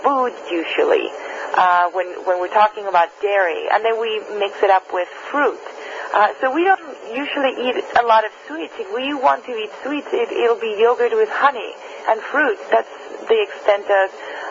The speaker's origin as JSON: {"language": "English", "country": "Spain", "tie": "born or raised there", "moved": "yes", "lives_now": "United States", "said": "I'm originally from Spain"}